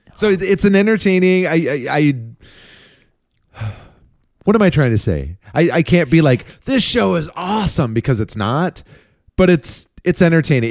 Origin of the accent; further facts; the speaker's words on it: Minneapolis, Minnesota, United States; now in Chicago, United States; we are moving from Chicago, where we've lived for twenty years, back to our hometowns of Minneapolis